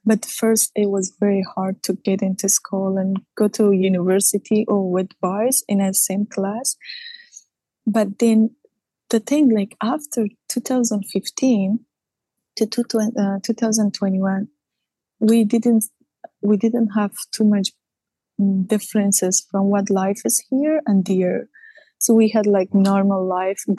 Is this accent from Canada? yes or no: no; Kabul, Afghanistan; moved away as an adult; also born or lived in Ghazni; now in United States; I was born in Kabul, but then I'm originally, my ancestors, my grandparents are from Ghazni.